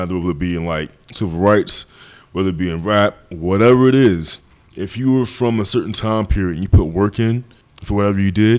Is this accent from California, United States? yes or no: no; Philadelphia, Pennsylvania, United States; I'm from Philly. No, where you from? From West Philadelphia.